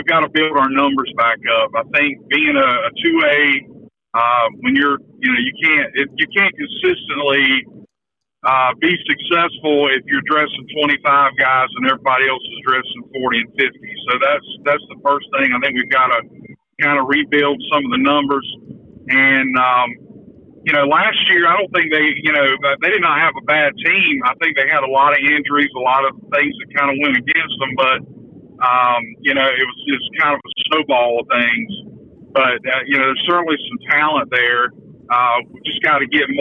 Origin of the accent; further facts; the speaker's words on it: Ayden, North Carolina, United States; I'm from Ayden